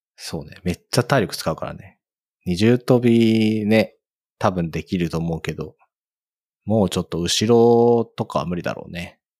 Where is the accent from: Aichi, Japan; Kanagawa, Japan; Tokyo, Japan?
Kanagawa, Japan; Fujisawa; 私の地元の藤沢なんですけど